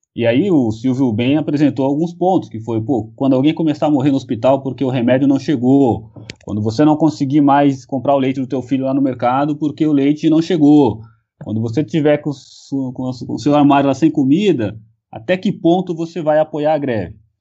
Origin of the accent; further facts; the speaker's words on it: São Paulo, Brazil; eu sou de São Paulo e o sotaque não nega